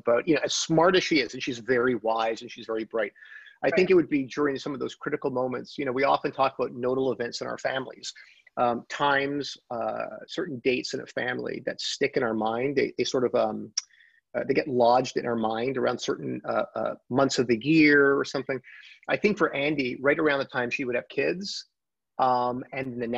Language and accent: English; Montreal, Quebec, Canada; now in Toronto, Canada; we're both from Montreal